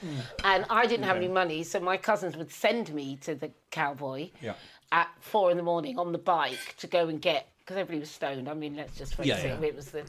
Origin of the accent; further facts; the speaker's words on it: Bury, North West England, United Kingdom; I grew up in Bury.